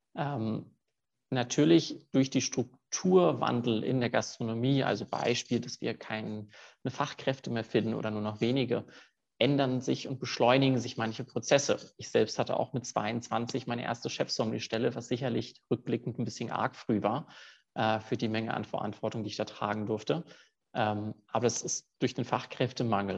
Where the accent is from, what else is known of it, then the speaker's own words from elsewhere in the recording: Cologne, North Rhine-Westphalia, Germany; moved away as an adult; now in Zurich, Switzerland; Habe dann einige Praktika in meiner Heimatstadt in Köln gemacht